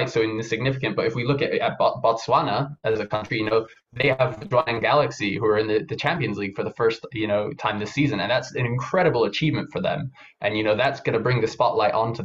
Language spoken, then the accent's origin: English; Kenya; I'm from Kenya